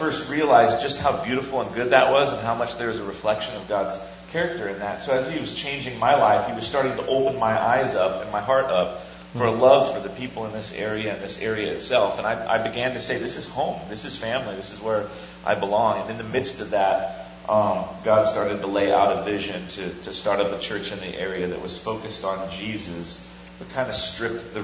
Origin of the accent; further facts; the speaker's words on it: Northern California, United States; I'm from Northern California, actually. So we both come from the West Coast.